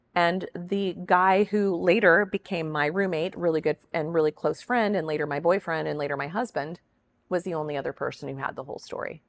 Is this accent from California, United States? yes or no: no; Kansas, United States; I'm a girl from Kansas.